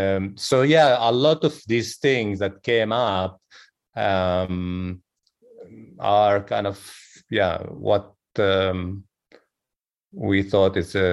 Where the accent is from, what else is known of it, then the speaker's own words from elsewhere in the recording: Jerusalem, Palestine; growing up in Jerusalem, Jerusalem is a very heavy place.